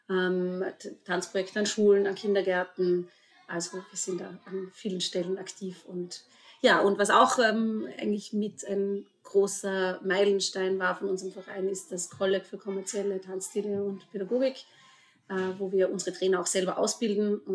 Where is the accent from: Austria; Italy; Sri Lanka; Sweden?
Austria; Vorarlberg; äh, ich komme aus Vorarlberg, auch wenn ich meinen Dialekt inzwischen gut vertuschen kann.